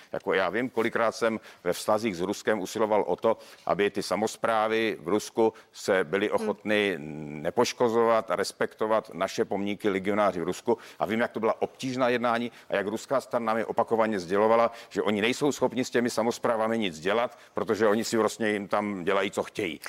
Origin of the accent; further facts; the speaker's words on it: Ostrava, Moravian-Silesian Region, Czechia; já jsem z Ostravy